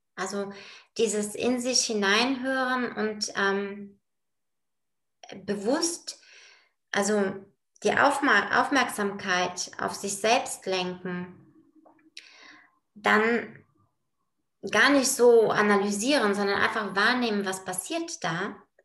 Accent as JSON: {"language": "German", "country": "Bulgaria", "tie": "born or raised there", "moved": "yes", "lives_now": "Bonn, Germany", "said": "komme gebürtig aus Bulgarien, bin auch da geboren"}